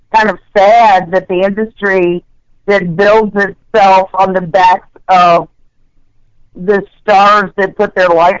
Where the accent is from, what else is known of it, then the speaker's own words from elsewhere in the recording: Southwest Virginia, United States; I'm a Southern girl, so, you know, I was born and raised in the South and the Southwest part of Virginia, down next to North Carolina